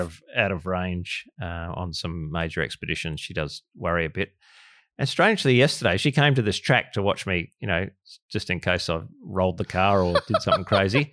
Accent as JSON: {"language": "English", "country": "Australia", "said": "Australian of the Year"}